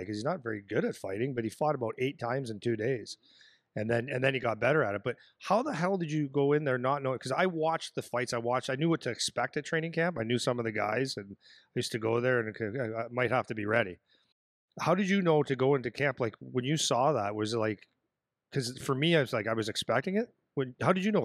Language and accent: English; Sudbury, Ontario, Canada; moved away; It's my hometown and I played there